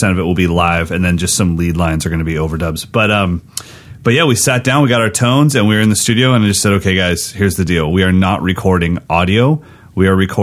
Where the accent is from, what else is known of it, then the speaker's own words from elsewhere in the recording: American River, California, United States; the house I grew up on is on the American River, my mom's house, and then now our business is on that same river